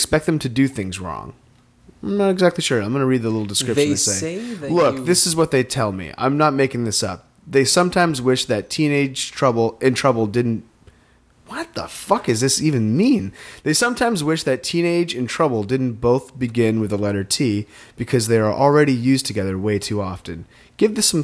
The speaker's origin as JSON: {"language": "English", "region": "Maine", "country": "United States", "tie": "born or raised there", "said": "Where I grew up in Maine"}